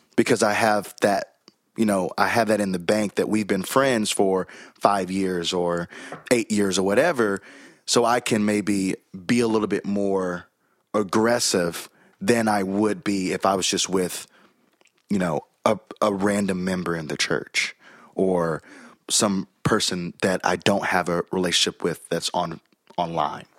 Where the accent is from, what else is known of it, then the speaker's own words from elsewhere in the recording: Chattanooga, Tennessee, United States; accent: Southern; also born or lived in Birmingham, Alabama; now in Nashville, United States; I was born in Birmingham, Alabama. I was raised in Chattanooga, Tennessee